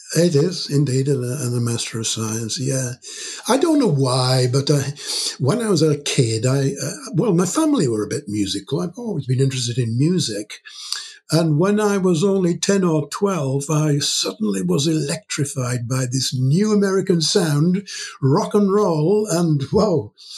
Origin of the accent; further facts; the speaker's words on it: York, Yorkshire and the Humber, United Kingdom; moved away as an adult; now in Aberystwyth, United Kingdom; I was born in York, in the north of England, hmm. and I spent the first 18 years of my life there in York